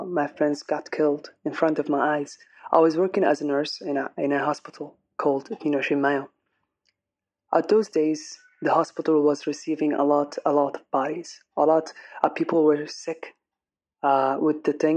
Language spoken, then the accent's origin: English; Aden, Yemen; I'm an English singer from Aden